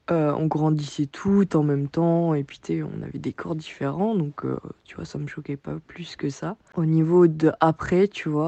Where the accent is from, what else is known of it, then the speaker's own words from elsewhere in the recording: France; En tant que Français, aller au lac à Leipzig, c'est un peu perturbant la première fois